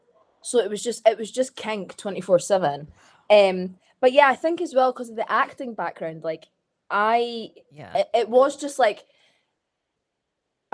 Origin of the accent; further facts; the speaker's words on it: Scotland, United Kingdom; now in Manchester, United Kingdom; everyone found out I was Scottish.